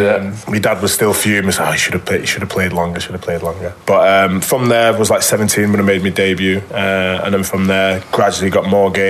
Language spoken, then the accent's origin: English; Warrington, North West England, United Kingdom; I then ended up back in my hometown club, which, you know, I loved.